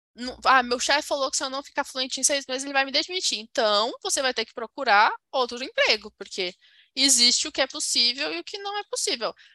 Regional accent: Brazil; eu sou brasileira

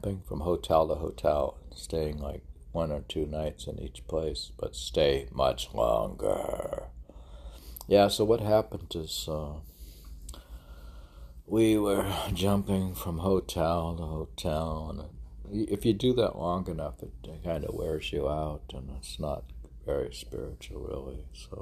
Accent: Ohio, United States; now in Miami, United States; I am from Ohio

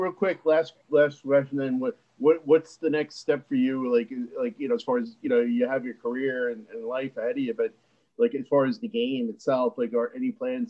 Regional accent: United States; as an outsider, as an American

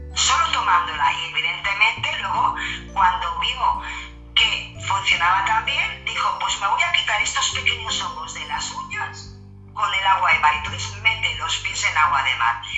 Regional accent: Barcelona, Catalonia, Spain; soy de Barcelona

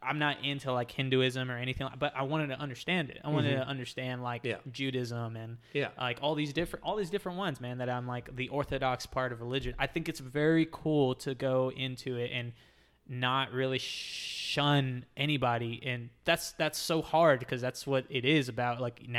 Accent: Southern United States, United States; born there; I was born in the Bible Belt. Like, yeah. So I was born into this idea of like religion and Catholicism, baptism, all this other stuff.

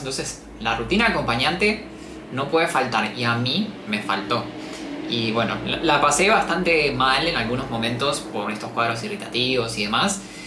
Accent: Patagonia, Argentina; moved away as an adult; now in Buenos Aires, Argentina; yo soy del sur, en realidad yo soy de la Patagonia, entonces me mudé a Buenos Aires a estudiar medicina

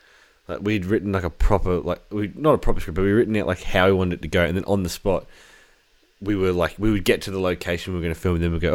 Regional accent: Australia; We are Australian.

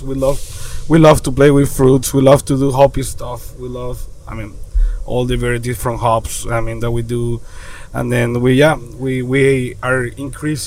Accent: Venezuela; now in Florida, United States; We are from Venezuela, born and raised

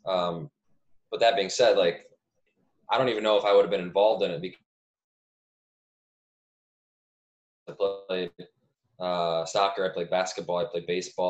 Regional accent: suburban Cleveland, Ohio, United States; moved away; also born or lived in Montreal; I'm a Cleveland guy, or a suburban Cleveland guy, I guess, about 30 minutes east of Cleveland

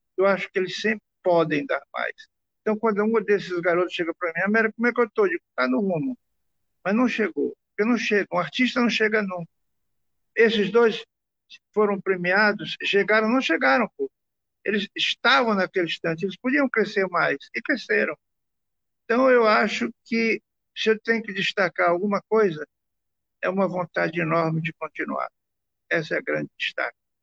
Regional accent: Maranhão, Brazil; a gente vem do Maranhão

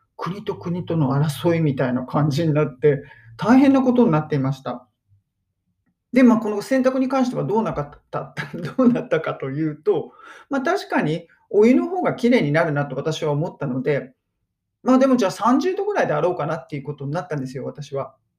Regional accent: Japan; 私だったら日本人

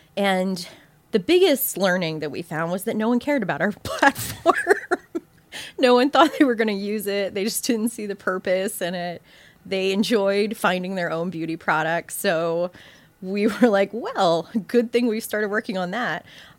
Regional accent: Southeast, United States; now in New York, United States; So I am from the South and sort of between Savannah, Georgia and South Florida. So I have this kind of weird mishmash of upbringing, like just Southeast upbringing.

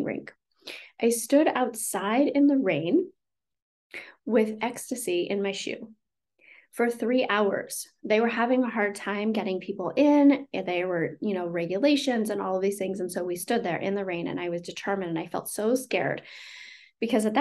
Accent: the Redwoods, California, United States; I grew up in a very small town. I grew up in the Redwoods and the rivers and the ocean and very small.

